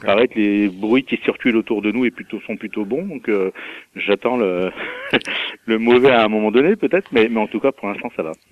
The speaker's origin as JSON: {"language": "French", "town": "Mâcon", "region": "Bourgogne-Franche-Comté", "country": "France", "tie": "born or raised there", "said": "je suis né à Macon et je trouve que c'est une ville c'est une ville sympa"}